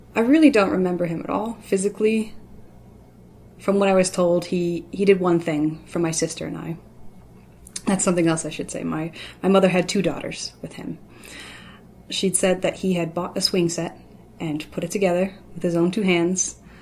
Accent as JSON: {"language": "English", "town": "Louisville", "region": "Kentucky", "country": "United States", "said": "I'm from Louisville, Kentucky"}